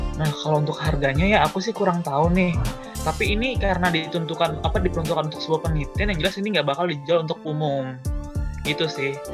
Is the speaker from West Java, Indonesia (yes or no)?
yes; Depok, West Java, Indonesia; aku asal dari Depok